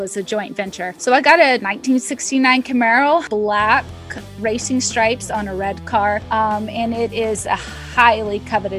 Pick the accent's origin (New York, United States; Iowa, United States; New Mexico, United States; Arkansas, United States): Arkansas, United States; I grew up in Arkansas